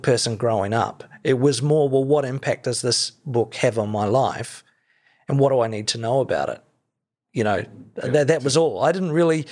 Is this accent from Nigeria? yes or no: no; Christchurch, Canterbury, New Zealand; growing up in Christchurch in exclusive brethren